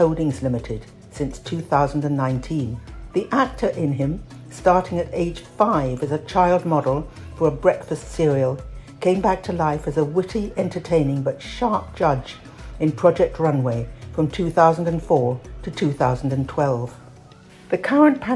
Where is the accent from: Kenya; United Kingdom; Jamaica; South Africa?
United Kingdom; Being British